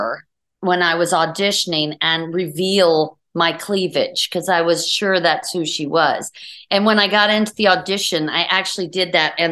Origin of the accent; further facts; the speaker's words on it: Houston, Texas, United States; moved away; I was from Houston.